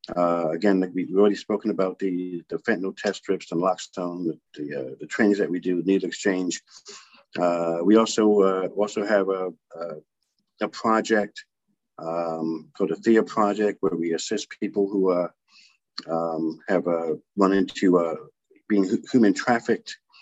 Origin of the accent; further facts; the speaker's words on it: Providence, Rhode Island, United States; I grew up here in in Providence